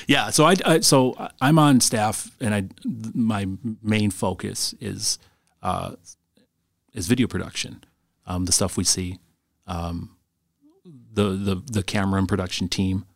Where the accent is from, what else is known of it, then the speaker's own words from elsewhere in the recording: Green Bay, Wisconsin, United States; I, I grew up in Green Bay in, uh, in the nineties